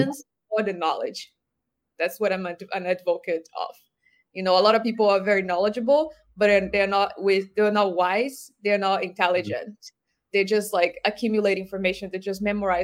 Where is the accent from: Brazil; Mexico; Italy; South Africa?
Brazil; moved away; I grew up in Brazil, I listened to a lot of Brazilian singers